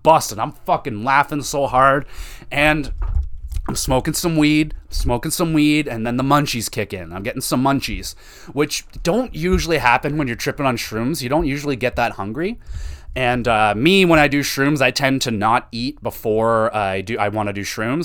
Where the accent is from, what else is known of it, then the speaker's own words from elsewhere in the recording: Canada; as a Canadian